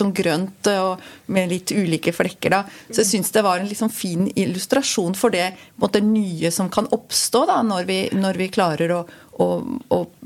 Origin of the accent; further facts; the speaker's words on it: Switzerland; moved away as an adult; now in Norway; Jeg er jo opprinnelig fra Sveits. Flytta hit som 20-åring